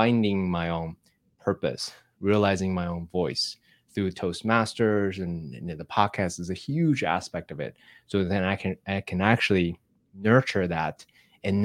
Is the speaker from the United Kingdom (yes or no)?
no; Taiwan; moved away; I grew up in Taiwan, Asian tiger parents, and the Confucius education system